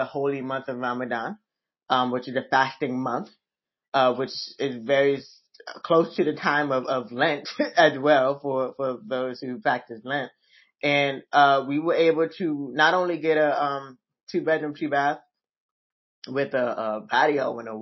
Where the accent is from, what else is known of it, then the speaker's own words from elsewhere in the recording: Fort Lauderdale, Florida, United States; moved away as an adult; also born or lived in Dallas, Texas; now in Muskogee, United States; I am from Fort Lauderdale, Florida.